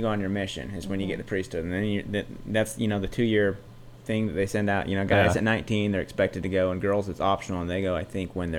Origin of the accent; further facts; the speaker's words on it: Utah, United States; we grew up in Utah County where it was, you know, at the time, you know, I was young, it was at least 75% Mormon.